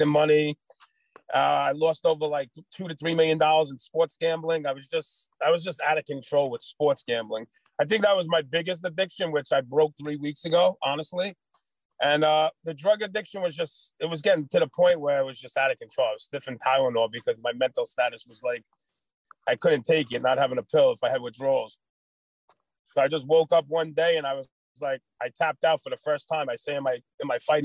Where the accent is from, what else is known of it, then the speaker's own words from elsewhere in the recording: New York City, New York, United States; also born or lived in Staten Island, New York; I grew up in Brooklyn, New York